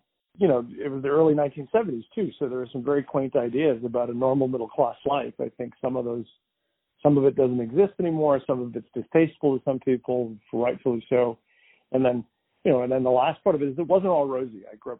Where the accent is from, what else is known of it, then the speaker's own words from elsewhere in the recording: New England, United States; We lived at that time, my hometown was rural, so we grew up in a pretty woodsy place in New England.